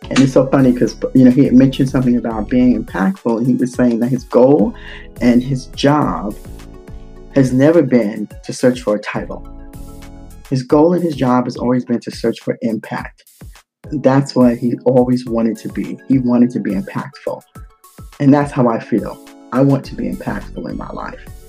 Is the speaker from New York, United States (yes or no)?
yes; New York City, New York, United States; moved away; I'm a native New Yorker, and uh, I grew up in the Bronx, the South Bronx